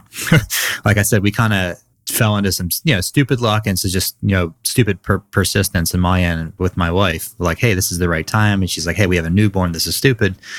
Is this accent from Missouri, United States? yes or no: no; Philadelphia suburbs, Pennsylvania, United States; born and raised in the Philadelphia suburbs